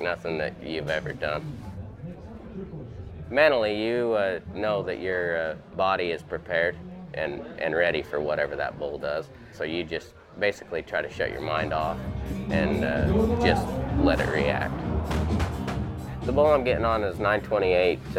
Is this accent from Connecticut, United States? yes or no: no; Benjamin, Utah, United States; also born or lived in Payson, Utah; I'm 28 years old, and I'm from Payson, Utah.